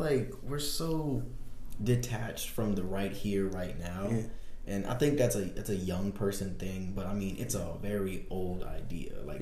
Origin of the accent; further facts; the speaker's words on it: the South, United States; I'm from the South